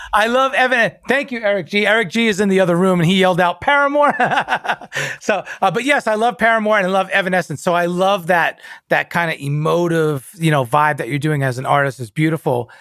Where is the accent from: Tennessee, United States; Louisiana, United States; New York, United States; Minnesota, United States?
New York, United States; I'm a Cuban Italian New Yorker